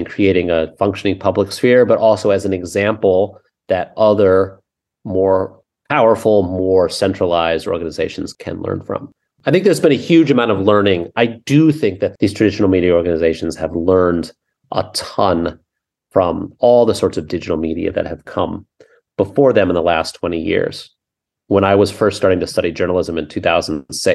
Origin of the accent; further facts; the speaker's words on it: United States; as American